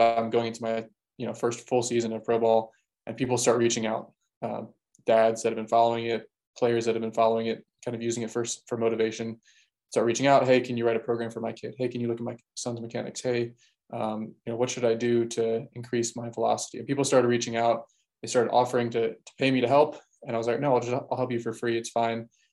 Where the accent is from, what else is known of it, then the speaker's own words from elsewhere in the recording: Baltimore, Maryland, United States; I'm from Baltimore